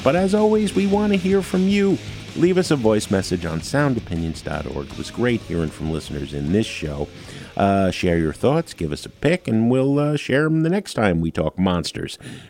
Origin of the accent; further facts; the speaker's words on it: Jersey City, New Jersey, United States; The fact that they were from Lodi, and I was from Jersey City, yeah. Fellow Jersey boys